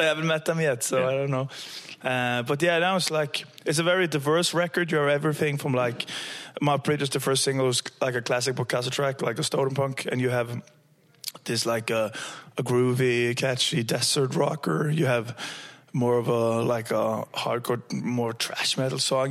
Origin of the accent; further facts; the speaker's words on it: Stavanger, Rogaland, Norway; now in Trondheim, Norway; I'm from Stavanger